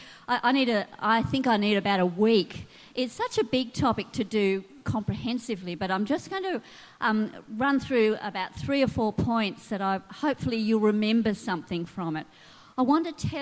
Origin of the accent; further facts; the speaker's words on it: Sydney, New South Wales, Australia; I grew up in West Pennant Hills in Sydney